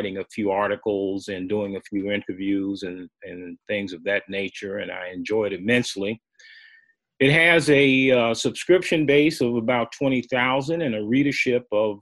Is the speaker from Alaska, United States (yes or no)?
no; Chicago, Illinois, United States; moved away as an adult; also born or lived in Nebraska; growing up in Chicago on the West Side.